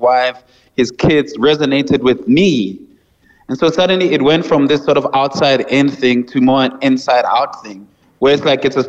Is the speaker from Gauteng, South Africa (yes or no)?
yes; Johannesburg, Gauteng, South Africa; as a kid, I grew up in Soweto, like in Johannesburg